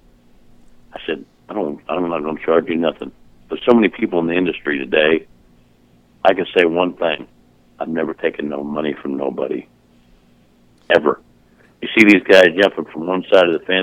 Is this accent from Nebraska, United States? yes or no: no; Southern Illinois, United States; born or raised there; also born or lived in North Aurora, Illinois